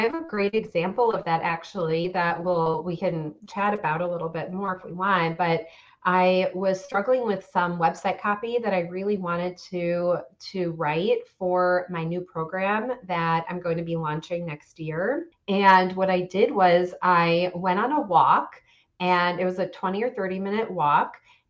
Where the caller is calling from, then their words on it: Chicago, Illinois, United States; I'm in the northern suburbs of Chicago.